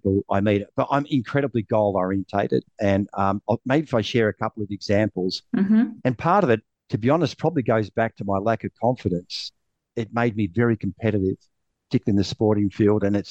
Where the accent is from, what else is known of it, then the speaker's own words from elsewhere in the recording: Sydney, New South Wales, Australia; I'm from Sydney, Australia.